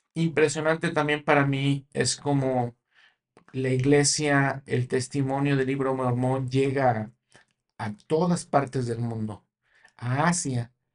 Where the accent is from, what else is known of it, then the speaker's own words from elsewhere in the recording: Mexico; yo como mexicano, yo crecí con ellas